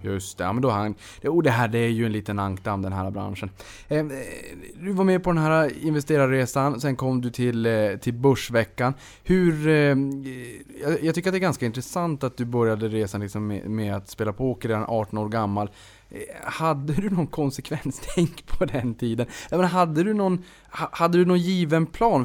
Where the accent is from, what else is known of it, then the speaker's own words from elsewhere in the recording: Boden, Norrbotten County, Sweden; jag kommer ju från Boden